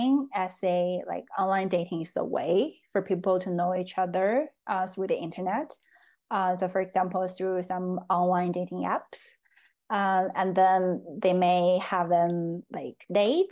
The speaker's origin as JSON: {"language": "English", "country": "China", "second_language": "English", "moved": "as an adult", "lives_now": "Oslo, Norway", "said": "I'm from China, and now I'm studying in Norway at the University of Oslo"}